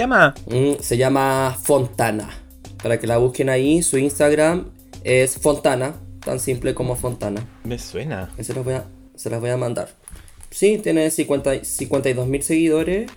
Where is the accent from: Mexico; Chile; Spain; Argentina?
Chile; accent: Chilean; moved away as an adult; also born or lived in Brazil; now in Sao Paulo, Brazil; yo soy, soy de Chile también, como, como bien pueden notar en mi acento